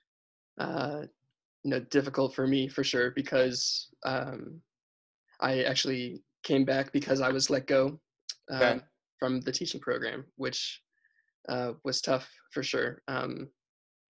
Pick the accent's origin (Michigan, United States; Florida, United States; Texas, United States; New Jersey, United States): Florida, United States; Tampa; also born or lived in Israel; I'm from Tampa. I grew up here my whole life